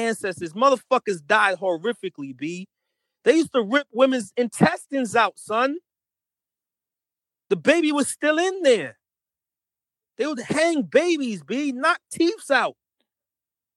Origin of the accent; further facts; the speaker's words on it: Jamaica; now in New York, United States; I'm fucking Jamaican